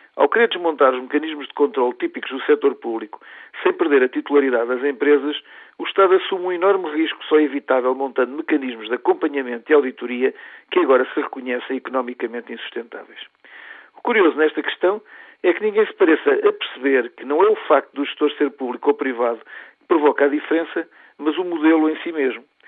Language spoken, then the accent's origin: Portuguese; Portugal; como portugueses